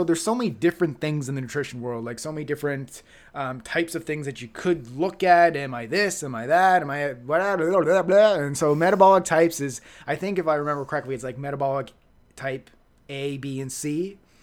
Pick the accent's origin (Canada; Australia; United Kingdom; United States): Canada; Halifax, Nova Scotia; moved away; my old, my old stomping grounds in Halifax